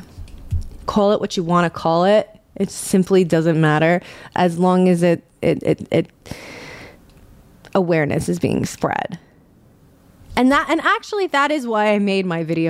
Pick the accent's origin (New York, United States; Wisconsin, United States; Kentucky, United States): New York, United States; New York City; I'm born and raised in New York City